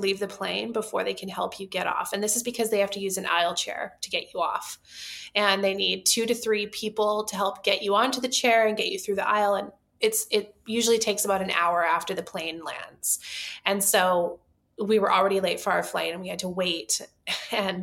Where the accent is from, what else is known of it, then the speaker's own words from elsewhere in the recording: Vancouver, British Columbia, Canada; We are from Vancouver, Canada